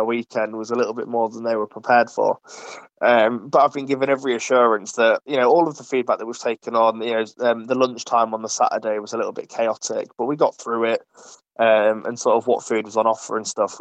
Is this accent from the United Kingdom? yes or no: yes; Ripon, Yorkshire and the Humber, United Kingdom; now in Nottingham, United Kingdom; I'm originally from Ripon, as some of the more seasoned listeners would know, and since moving to Nottingham